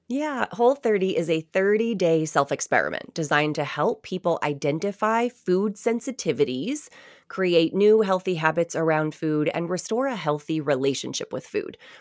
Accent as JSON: {"language": "English", "town": "Nashua", "region": "New Hampshire", "country": "United States", "tie": "born or raised there", "said": "I grew up in Nashua, New Hampshire, which is right on the border of Massachusetts."}